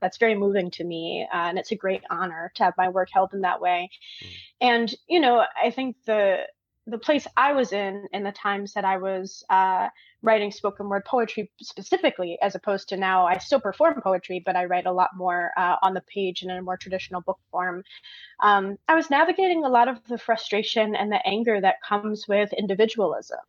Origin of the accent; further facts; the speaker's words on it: Michigan, United States; moved away as an adult; now in Georgia, United States; I'm from the north originally. I'm from Michigan, which is like right okay. along the northern line of the U.S.